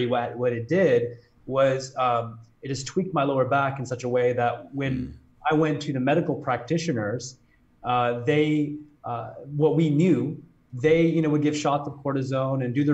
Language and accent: English; Chicago, Illinois, United States; I grew up in south of Chicago